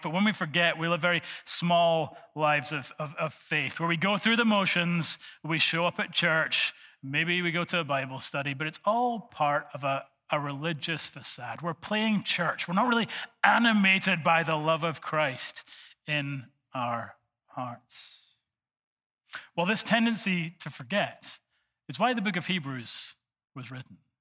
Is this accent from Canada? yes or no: no; Scotland, United Kingdom; I'm from Bonnie, Scotland